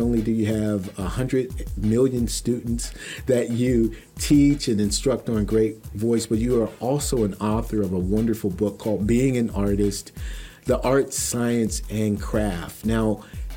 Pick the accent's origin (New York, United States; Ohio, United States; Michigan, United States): Ohio, United States; Youngstown; my hometown, Youngstown